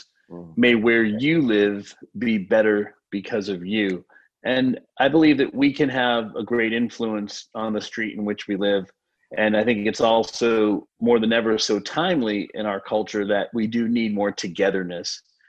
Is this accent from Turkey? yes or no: no; Haiti; now in Eustis, United States; And I grew up in Haiti. I first moved there when I was 11 years old. But then here in the U.S., I travel and speak and represent our organization across the country